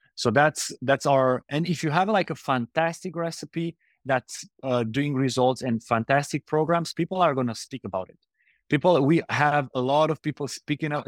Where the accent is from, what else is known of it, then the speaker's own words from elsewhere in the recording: Romania; now in Indonesia; We are from Romania, so very close to Ukraine